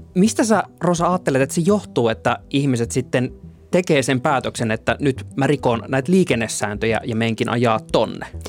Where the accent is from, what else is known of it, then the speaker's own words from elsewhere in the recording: Oulu, North Ostrobothnia, Finland; moved away as an adult; also born or lived in Tampere; Mä oon Oulusta kotoisin, missä mä olin tottunut pyöräilemään kaikki kaikkialle